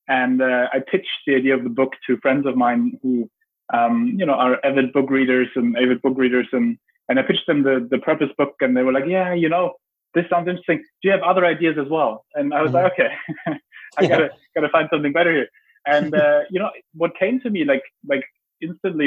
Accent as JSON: {"language": "English", "country": "Germany", "tie": "born or raised there", "said": "I grew up in Germany"}